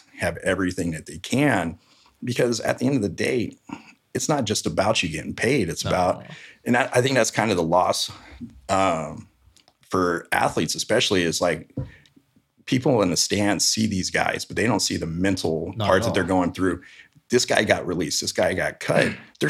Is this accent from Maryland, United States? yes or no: no; Florida, United States; now in Fresno, United States; I'm from Florida originally.